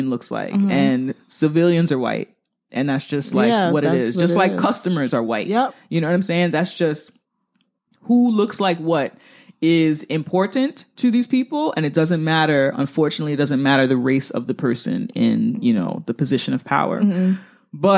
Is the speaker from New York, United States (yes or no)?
yes; New York City, New York, United States; I'm a New Yorker.